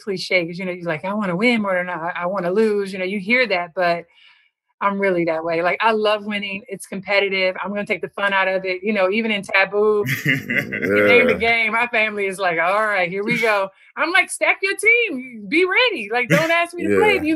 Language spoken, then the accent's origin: English; Compton, California, United States; I'm from Compton now.